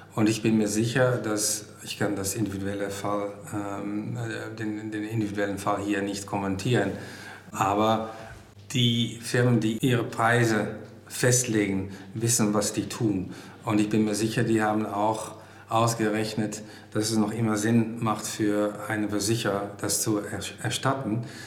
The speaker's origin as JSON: {"language": "German", "country": "Netherlands", "second_language": "German", "moved": "yes", "lives_now": "Germany", "said": "ich komme aus Holland"}